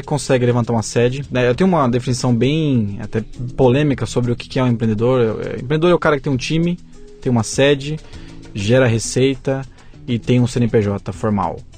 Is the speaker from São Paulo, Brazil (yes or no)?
yes; São Paulo, Brazil; eu sou né? paulista, né? Tenho, tenho uma família que também é baseado em São Paulo